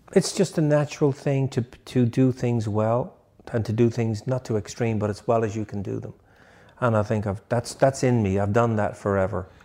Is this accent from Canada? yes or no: no; Dublin, Leinster, Ireland; moved away as an adult; also born or lived in England; now in United States; I'm from Dublin